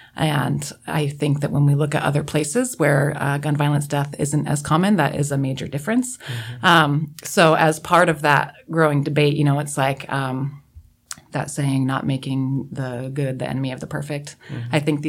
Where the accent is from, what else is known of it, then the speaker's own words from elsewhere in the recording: Washington, United States; I come from Eastern Washington, really small town, and we grew up hunting.